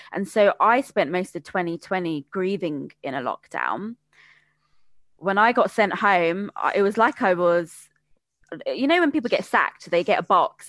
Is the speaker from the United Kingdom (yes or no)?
yes; United Kingdom; You know, I speak Bengali fluently, went, you know, born and bred in Britain and went to a British school, have a lot of British influences, but also have a traditional Bengali side to me as well.